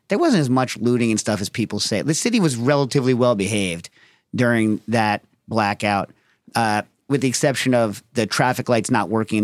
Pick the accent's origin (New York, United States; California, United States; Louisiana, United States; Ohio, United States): New York, United States; New York City; as a New Yorker from that time